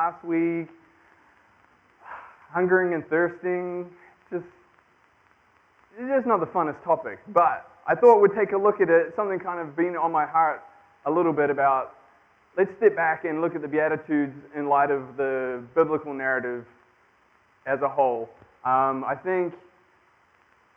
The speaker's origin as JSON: {"language": "English", "country": "New Zealand", "moved": "as an adult", "said": "I am from New Zealand"}